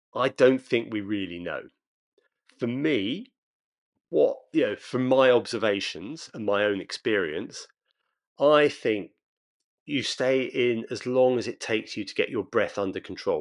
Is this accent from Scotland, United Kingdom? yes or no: no; Brighton, South East England, United Kingdom; Brighton, my hometown